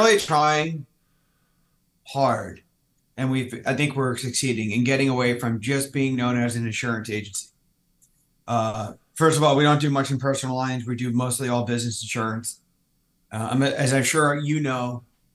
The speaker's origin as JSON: {"language": "English", "region": "New Jersey", "country": "United States", "tie": "born or raised there", "also_born_or_lived": "Maryland", "moved": "as an adult", "lives_now": "San Diego, United States", "said": "I'm from the Northeast. I grew up in Jersey"}